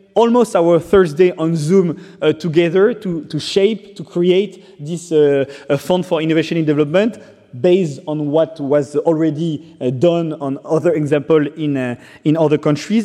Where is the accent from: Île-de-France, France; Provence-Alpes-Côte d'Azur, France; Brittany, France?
Brittany, France; English is a second language; also born or lived in Rwanda; I got adopted by a French family, and I grew up in uh, Brittany, in Bretagne